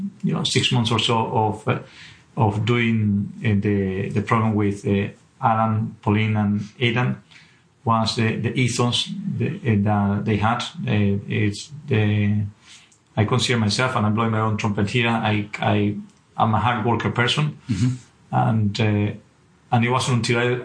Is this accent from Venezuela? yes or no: yes; Venezuela; English is a second language; moved away as an adult; also born or lived in Aberdeen; now in United Kingdom; I'm not originally from the UK, and originally from Venezuela